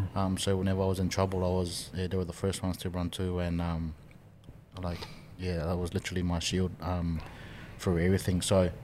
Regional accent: Samoa; moved away; also born or lived in New Zealand; growing up in Samoa

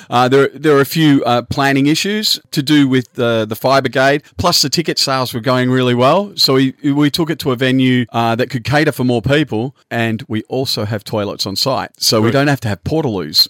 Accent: Australia; We're Australian

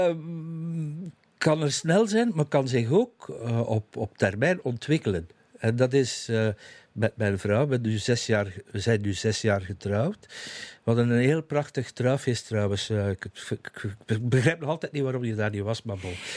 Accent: Zottegem, Flanders, Belgium; now in Leest, Belgium; mijn kinderjaren in Zottegem

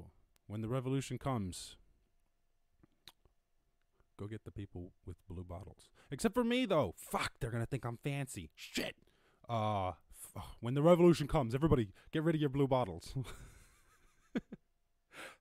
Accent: United States; being American

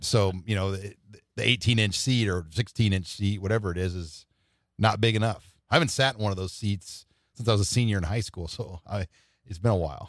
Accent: Omaha, Nebraska, United States; I'm from South Omaha

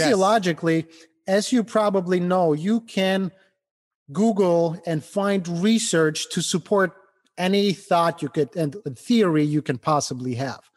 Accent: Ukraine; English is a second language; moved away as an adult; also born or lived in Germany; now in Cleveland, United States; I immigrated from Ukraine over to, to the United States. Didn't speak English

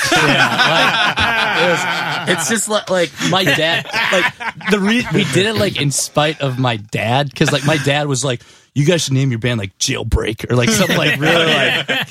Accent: Benson, Minnesota, United States; Yeah, born and raised in Benson, Minnesota, which is like 3,000 people.

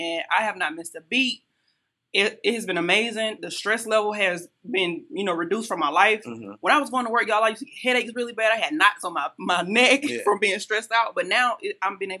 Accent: Union, South Carolina, United States; now in Columbia, United States; Life growing up in Union was easy

